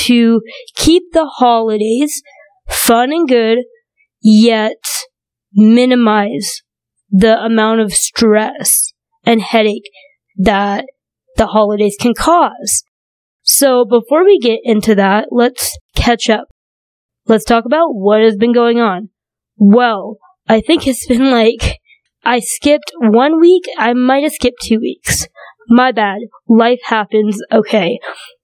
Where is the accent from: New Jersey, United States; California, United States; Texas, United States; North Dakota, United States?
North Dakota, United States; also born or lived in China; grew up in North Dakota